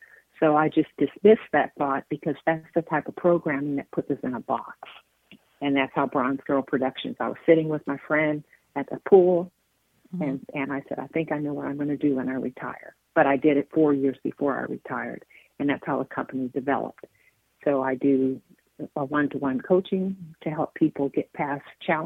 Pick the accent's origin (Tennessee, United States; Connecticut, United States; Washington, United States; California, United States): California, United States; moved away; I'm from California originally.